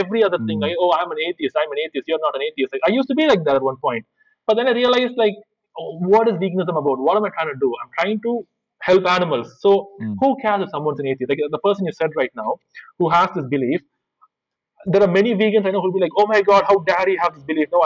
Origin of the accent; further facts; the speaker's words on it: India; I'm an Indian